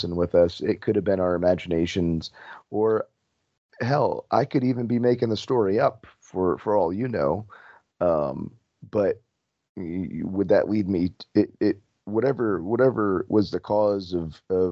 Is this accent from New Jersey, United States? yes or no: yes; New Jersey, United States; also born or lived in Florida; I was originally from New Jersey